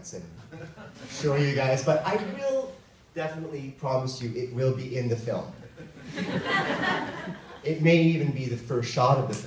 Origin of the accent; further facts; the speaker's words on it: Philippines; moved away; I grew up in the Philippines, where there was a Filipino superstition